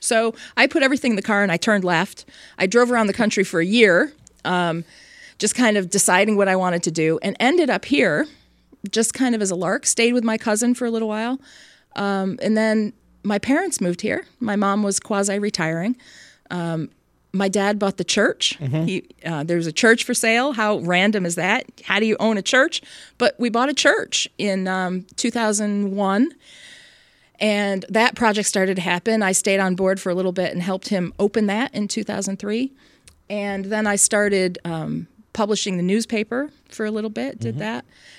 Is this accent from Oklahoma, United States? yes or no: no; San Francisco Bay Area, California, United States; also born or lived in Michigan / Baltimore; But I grew up primarily in the San Francisco Bay Area, went to high school and college, undergraduate school there.